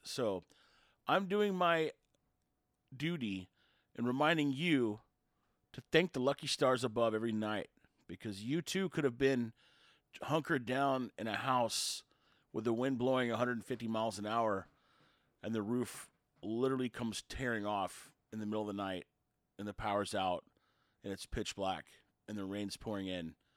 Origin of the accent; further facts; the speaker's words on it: Houston, Texas, United States; growing up outside Houston